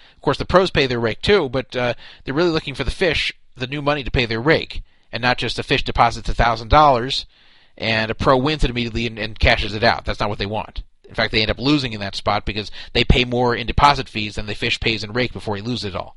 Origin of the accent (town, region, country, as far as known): United States; also born or lived in Los Angeles